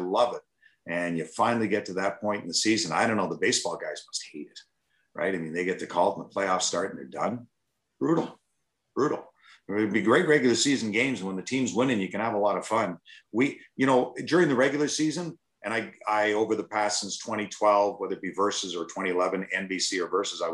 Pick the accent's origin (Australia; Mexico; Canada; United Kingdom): Canada; Toronto, Ontario; moved away as an adult; now in Detroit, United States; I never got to the American League or the Ontario Hockey League growing up in Toronto